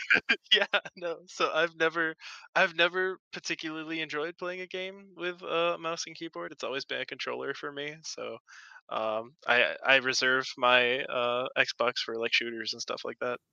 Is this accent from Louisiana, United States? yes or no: yes; Louisiana, United States; I am actually from Louisiana